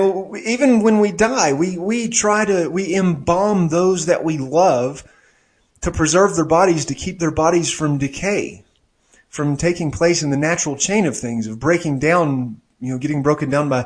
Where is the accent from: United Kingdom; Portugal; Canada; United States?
United States; Maryville; moved away; I rarely go back to my hometown of Maryville